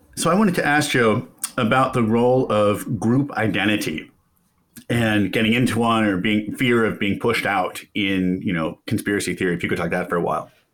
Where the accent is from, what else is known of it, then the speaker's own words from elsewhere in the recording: Kansas, United States; I grew up in Kansas, red state.